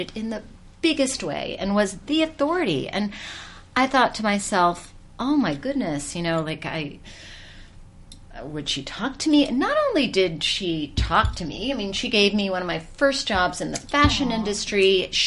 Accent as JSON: {"language": "English", "region": "Georgia", "country": "United States", "tie": "born or raised there", "moved": "yes", "lives_now": "New York City, United States", "said": "I grew up in Georgia"}